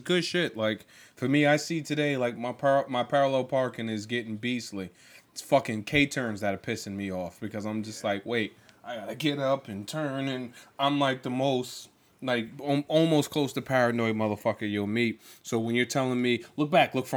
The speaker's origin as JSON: {"language": "English", "region": "New York", "country": "United States", "said": "being a New Yorker"}